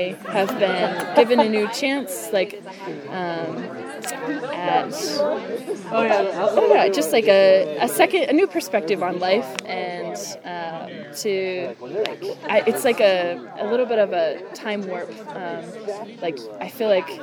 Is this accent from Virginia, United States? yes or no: yes; Central Virginia, United States; I'm from Virginia, okay. Central Virginia.